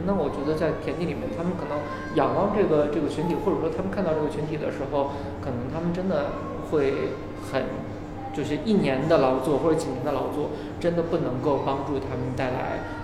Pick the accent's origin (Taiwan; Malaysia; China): China; Northeast China; now in Beijing, China; 小时候在东北的时候